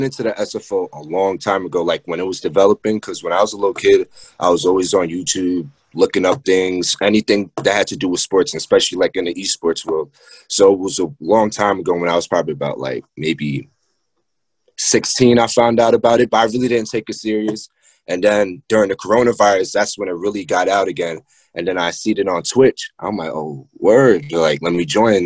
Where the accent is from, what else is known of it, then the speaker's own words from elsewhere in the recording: New York City, New York, United States; I'm from Queens, New York.